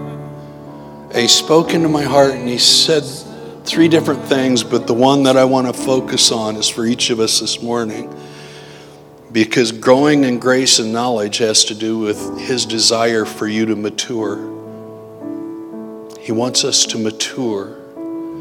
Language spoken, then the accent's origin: English; Janesville, Iowa, United States; I'm the kid from Janesville, Iowa